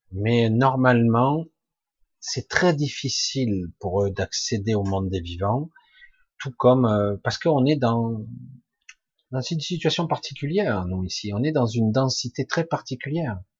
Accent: Provence-Alpes-Côte d'Azur, France; Ben moi, j'étais du 13, maintenant je suis dans le 07.

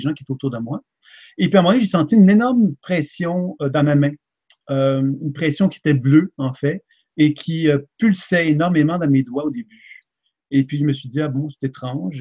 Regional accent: Quebec, Canada; je suis un Québécois

